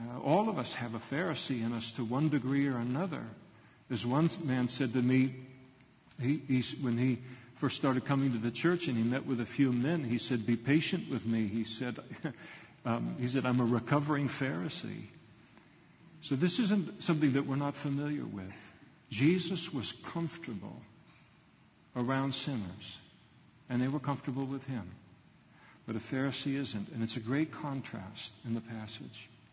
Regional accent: United States; as American Christians

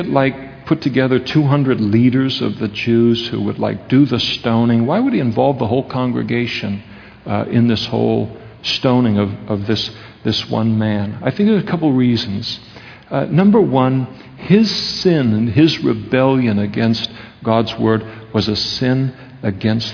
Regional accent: Napa, California, United States; The United States of America, where we grew up in Napa, California

